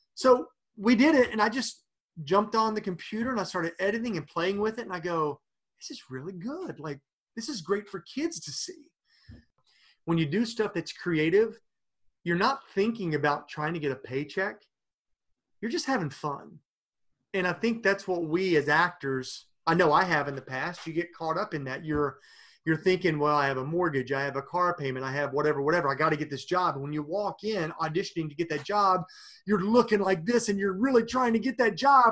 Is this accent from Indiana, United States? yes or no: no; Princeton, West Virginia, United States; moved away; my hometown of Princeton, West Virginia